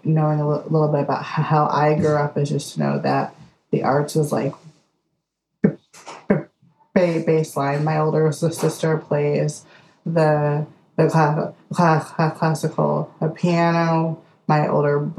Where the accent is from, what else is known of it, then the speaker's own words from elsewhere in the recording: Detroit, Michigan, United States; I am from Detroit. And so I grew up in a very artistic family.